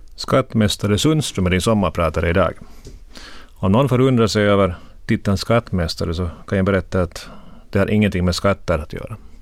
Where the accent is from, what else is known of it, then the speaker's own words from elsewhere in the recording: Korpo, Southwest Finland, Finland; moved away as an adult; also born or lived in Turku, Finland / Helsinki, Finland; jag växte upp i Korpo